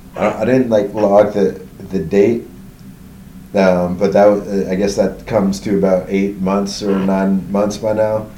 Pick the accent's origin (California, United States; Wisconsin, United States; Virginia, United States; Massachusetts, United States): California, United States; suburbs outside San Francisco, Northern; moved away as an adult; also born or lived in Berkeley, California / Los Angeles area / New York; I was born in um, Berkeley, California, at Alta Bates Hospital. Uh, and I uh, grew up in California. Went to college. I, so I grew up in Northern California in the suburbs outside San Francisco.